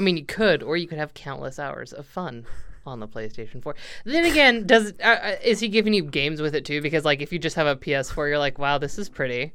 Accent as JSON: {"language": "English", "country": "United States", "said": "I'm an American and we do that here."}